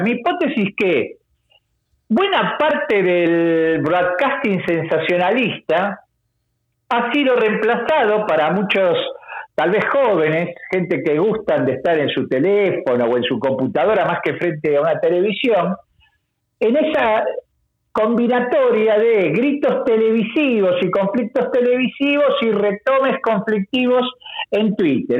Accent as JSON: {"language": "Spanish", "country": "Argentina"}